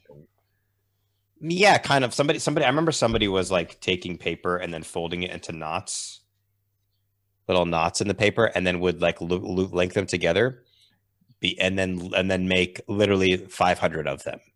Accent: Massachusetts, United States; I grew up in Massachusetts in, um, in the U S.

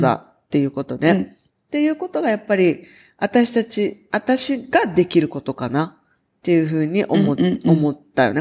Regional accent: Okinawa, Japan; 私たちが生まれ育った沖縄

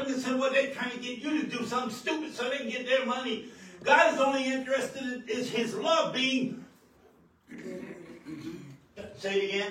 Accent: New York, United States; moved away; also born or lived in New Mexico; I'm born and raised in New York, but we came from a place out of New Mexico

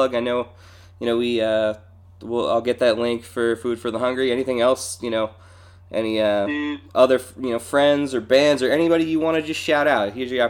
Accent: Central Pennsylvania, United States; I grew up in Central PA

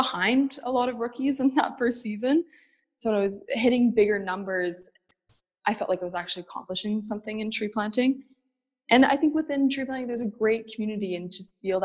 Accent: North Bay, Ontario, Canada; now in Toronto, Canada; I'm from North Bay, Ontario. I grew up there

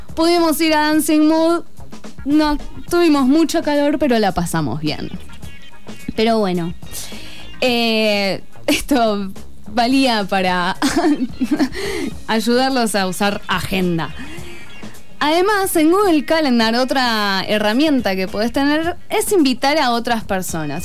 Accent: Buenos Aires, Argentina; moved away; Yo soy de Buenos Aires, mi familia está allá

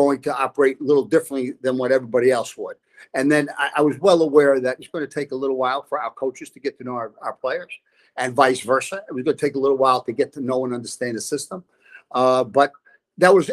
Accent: New York City, New York, United States; moved away; we grew up in a gang area, the Dyckman Street section of Manhattan

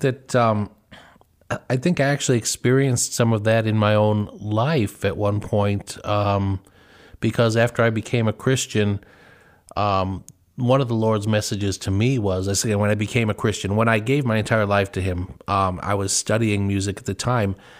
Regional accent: Chicago suburbs, Illinois, United States; I grew up in the Chicago suburbs

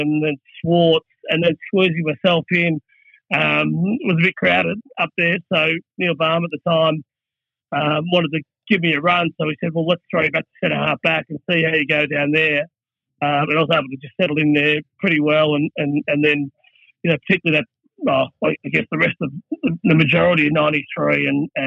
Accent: Noble Park, Victoria, Australia; also born or lived in Ulverstone, Tasmania; So I was born up in Ulverston, and then when I was about maybe two or so, I moved back to Victoria. So it was a very, very, very short stint over in Tassie. But then settled around in southeast Victoria, sort of a place called Noble Park near Keysborough, Dandenong, around that area

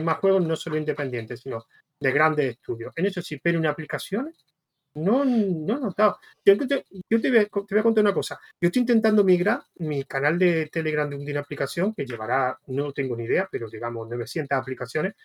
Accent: Spain; en España somos muy de PHP

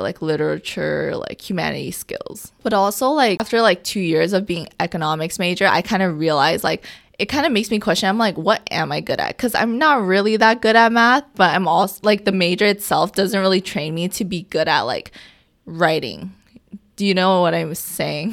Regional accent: New York City, New York, United States; I'm from New York City

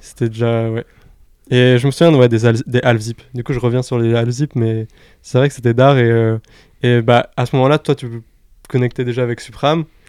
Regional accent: Orléans, Centre-Val de Loire, France; je viens d'Orléans

